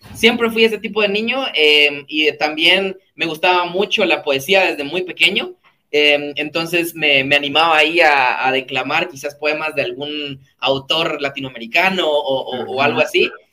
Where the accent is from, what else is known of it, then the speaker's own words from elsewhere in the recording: Guatemala City, Guatemala Department, Guatemala; also born or lived in Mixco; yo soy de Ciudad de Guatemala, em, nací en, en, Ciudad de Guatemala, en una zona específica que se llama Zona 19